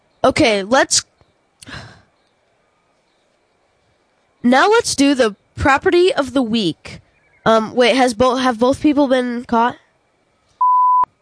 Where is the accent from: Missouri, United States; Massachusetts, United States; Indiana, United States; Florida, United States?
Missouri, United States; St. Louis; now in Georgia, United States; I am from St. Louis. I don't live in St. Louis, but I am from St. Louis.